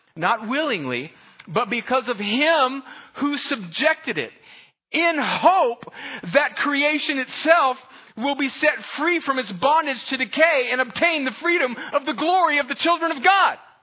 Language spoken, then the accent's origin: English; Southern California, United States; I'm from Southern California